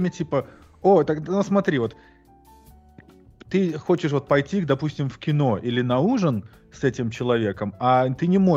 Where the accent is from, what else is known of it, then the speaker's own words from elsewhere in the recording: Belarus; now in United States; я обычный колхозный белорус